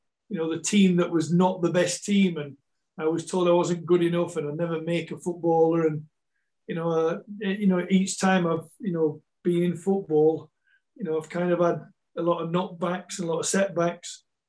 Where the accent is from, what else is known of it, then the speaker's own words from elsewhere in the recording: England, United Kingdom; also born or lived in Malta / Scotland / South Africa; I've always, always thought myself a Malteser, but no, I am English. Even though I moved to Scotland in 97, and that's where my house is in Scotland, so, I've been Malta, over to England, up to Scotland, in and out of South Africa a few times